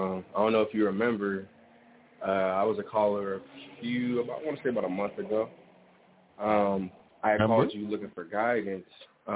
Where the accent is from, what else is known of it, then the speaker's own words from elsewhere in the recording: Las Vegas, Nevada, United States; I'm from Las Vegas. I'm actually here now.